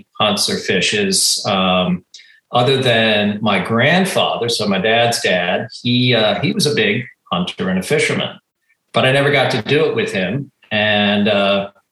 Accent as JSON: {"language": "English", "area": "outside of Boston", "region": "Massachusetts", "country": "United States", "tie": "born or raised there", "said": "I grew up outside of Boston in a very rural area"}